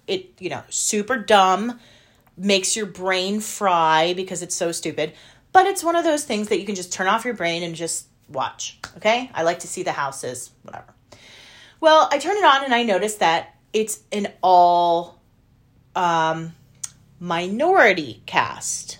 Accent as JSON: {"language": "English", "country": "United States", "said": "as an American"}